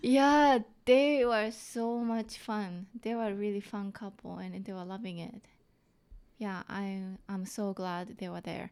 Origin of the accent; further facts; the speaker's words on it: Japan; accent: thick Japanese; English is a second language; now in Vancouver, Canada; I have thick Japanese accent